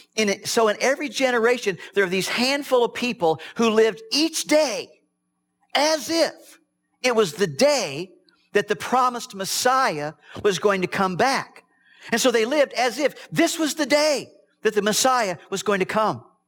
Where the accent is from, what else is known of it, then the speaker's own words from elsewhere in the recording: Midwest, United States; I was raised in the Midwest on a farm